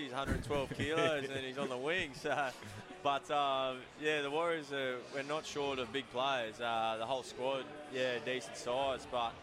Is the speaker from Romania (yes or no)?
no; 1.5-2 hours north of Newcastle, New South Wales, Australia; moved away as an adult; now in Auckland, New Zealand; Newcastle's basically my hometown team. I grew up an hour and a half, 2 hours north of there.